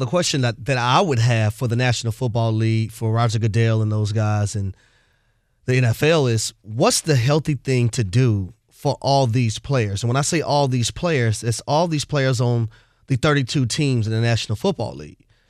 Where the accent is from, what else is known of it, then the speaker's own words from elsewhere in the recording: United States; being an American